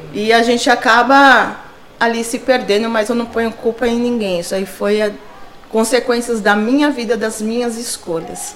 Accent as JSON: {"language": "Portuguese", "region": "São Paulo", "country": "Brazil", "tie": "born or raised there", "also_born_or_lived": "Diadema", "said": "Sempre morei aqui no Jabaquara, ali no, na Vila do Encontro, né? Perto do Corpo de Bombeiro. Cresci ali"}